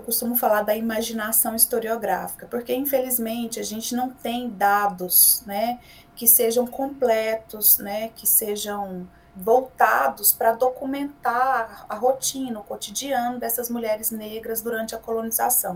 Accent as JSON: {"language": "Portuguese", "town": "Goiânia", "region": "Goiás", "country": "Brazil", "tie": "born or raised there", "said": "goiana do pé rachado, como a gente diz por aqui, nascida e criada em Goiás, em Goiânia"}